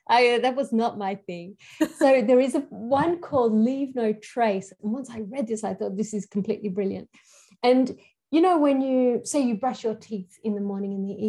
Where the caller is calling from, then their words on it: Queensland, Australia; I'm calling from Aboriginal land, and that this particular country is called Gubbi Gubbi country.